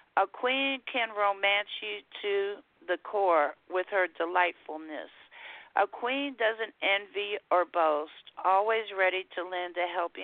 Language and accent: English; San Francisco, California, United States; moved away as an adult; now in Houston, United States; I'm originally from San Francisco, California. I spent the first 39 years of my life there, and I've been now in Houston 17